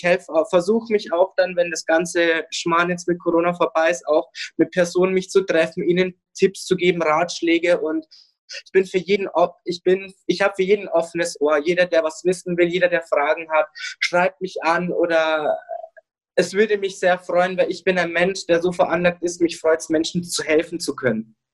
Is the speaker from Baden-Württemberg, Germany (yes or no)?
no; Ingolstadt, Bavaria, Germany; werde noch mehr stolz auf meine Heimatstadt Ingolstadt sein